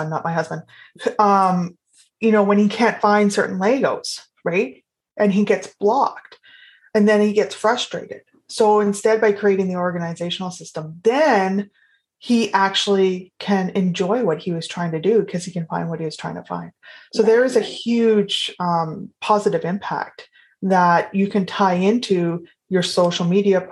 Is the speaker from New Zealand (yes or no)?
no; Canada; I am Canadian